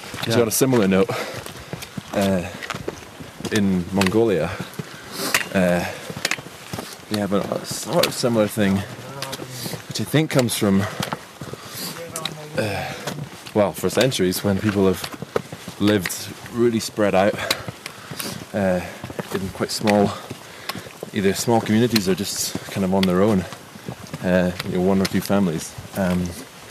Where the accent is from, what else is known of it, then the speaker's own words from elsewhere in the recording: Edinburgh, Scotland, United Kingdom; also born or lived in New Zealand; now in London, United Kingdom; home is, well, I'm from Scotland, from Edinburgh. I guess home these days is London